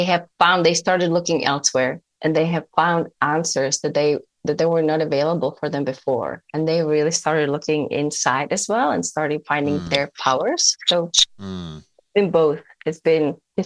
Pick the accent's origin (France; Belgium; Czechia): Czechia; moved away as an adult; now in United States; where I grew up in the Czech Republic